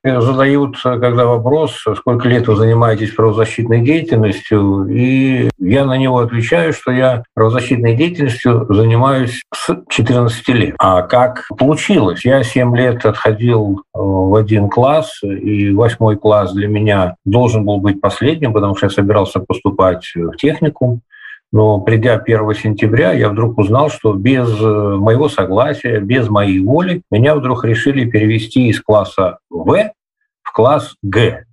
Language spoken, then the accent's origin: Russian; Vitebsk, Vitebsk Region, Belarus; also born or lived in Estonia; вернулся в родную Беларусь, в родной город Витебск